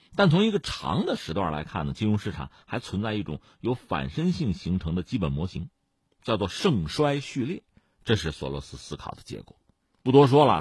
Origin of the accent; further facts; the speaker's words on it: China; 作为中国人更敏感的还是这句话